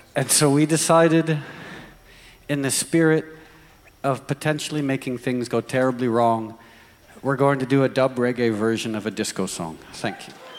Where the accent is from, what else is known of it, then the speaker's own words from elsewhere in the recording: United States; I was from the United States